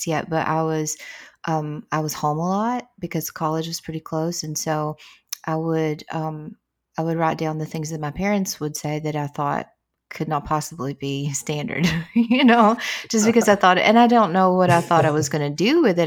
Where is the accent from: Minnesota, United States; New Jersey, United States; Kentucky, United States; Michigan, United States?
Kentucky, United States; Southeastern; accent: Appalachian; Appalachian dialect which is the dialect I speak. You know, I'm from Southeastern Kentucky